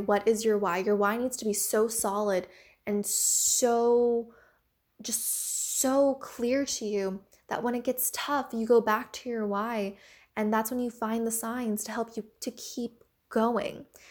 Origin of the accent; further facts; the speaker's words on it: United States; I am Asian American